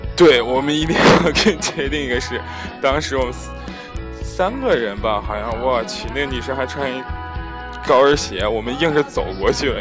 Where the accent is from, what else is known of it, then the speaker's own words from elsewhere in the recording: China; 我们中国人都要去一下这拉巴叶啊